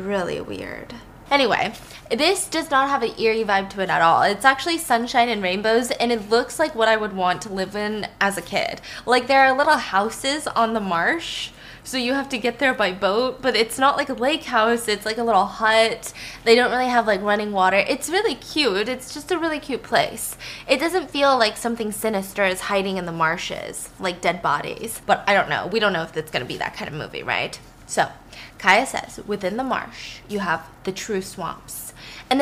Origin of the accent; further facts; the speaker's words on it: the South, United States; I grew up in the South